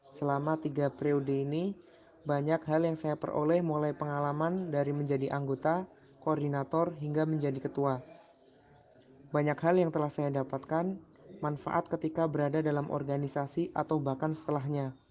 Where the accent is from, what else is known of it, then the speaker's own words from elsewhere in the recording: Pemalang, Central Java, Indonesia; Saya berasal dari Pemalang, Jawa Tengah, dan sekarang kerja di Kalimantan Tengah sebagai pendidik di sekolah milik perusahaan.